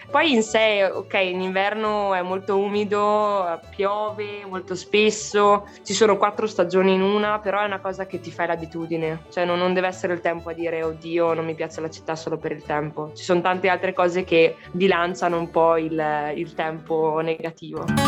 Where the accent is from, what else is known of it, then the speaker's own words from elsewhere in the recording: Trentino-Alto Adige, Italy; moved away as an adult; also born or lived in Forlì; now in Brussels, Belgium; me ne sono andata da Trentino per studiare a Forlì